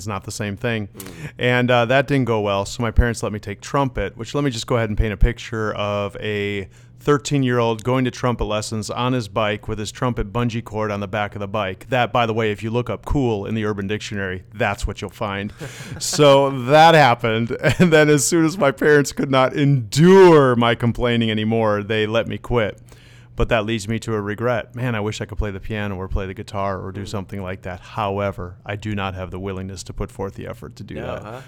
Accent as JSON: {"language": "English", "region": "Wisconsin", "country": "United States", "tie": "born or raised there", "also_born_or_lived": "Netherlands / Minneapolis", "first_language": "Dutch", "moved": "as an adult", "said": "I grew up in Wisconsin"}